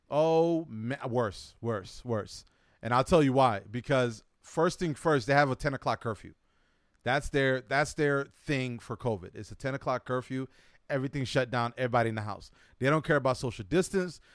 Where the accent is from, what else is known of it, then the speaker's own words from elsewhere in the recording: United States; accent: American; my English American accent. Even though my, uh, my passport says I'm not from America or I wasn't born in America